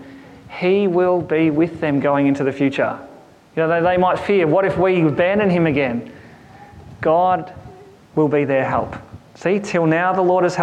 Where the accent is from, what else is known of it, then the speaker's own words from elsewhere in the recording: Kerang, Victoria, Australia; The town I grew up in Kerrang, had this massive clock tower in the middle of the town, and it was referred to as the Memorial Clock Tower